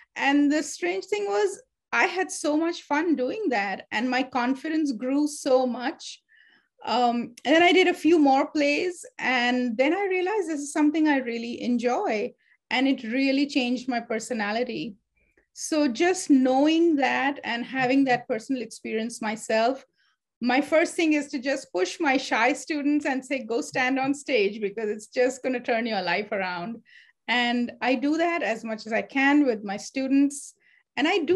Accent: India; moved away; when I was growing up, I grew up in India

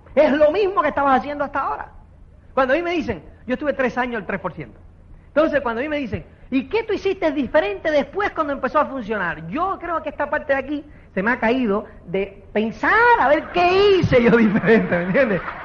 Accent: Cuba; now in Spain; uno, como es cubano

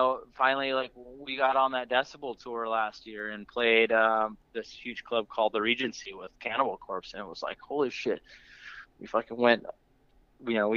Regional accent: New Mexico, United States; now in Bay Area, United States; I grew up in New Mexico, but I moved out here probably I think I got out here around 2004, 2005

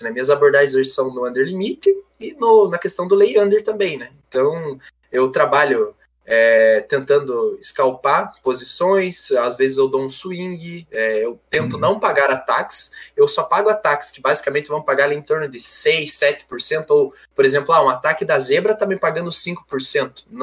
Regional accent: Rebouças, Paraná, Brazil; Não, não, eu sou do, sou do Paraná, mano, mais precisamente é, Rebouças, que é do lado de Irati

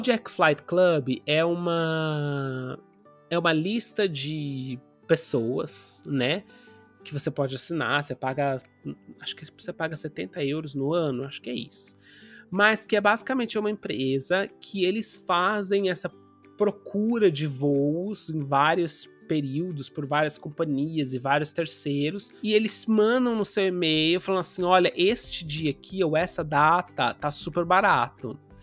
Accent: Brazil; a gente cresceu, né, no Brasil com, com a com uma influência muito grande da colônia japonesa

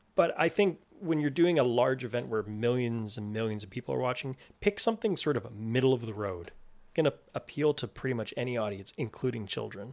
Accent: Toronto, Ontario, Canada; I grew up in Toronto

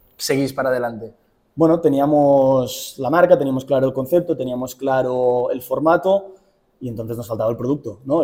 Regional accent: Girona, Catalonia, Spain; vengo de Girona, tengo 27 años

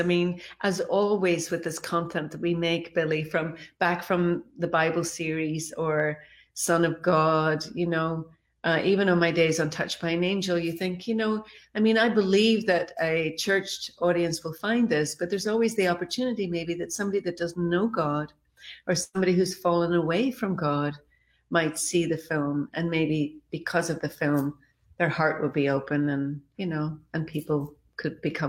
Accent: Ireland; I remember as a child growing up in Ireland many moons ago, and we would gather at Easter to watch Jesus of Nazareth.

